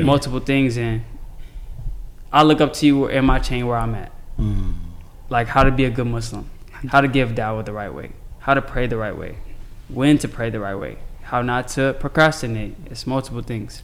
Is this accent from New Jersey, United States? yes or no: no; Chicago, Illinois, United States; I'm from Chicago